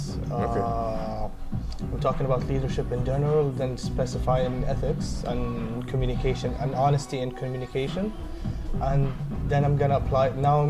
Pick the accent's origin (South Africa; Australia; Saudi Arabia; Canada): Saudi Arabia; now in Dublin, Ireland; I'm 24 years old, studying business and management in Dublin, Ireland. I'm from Saudi Arabia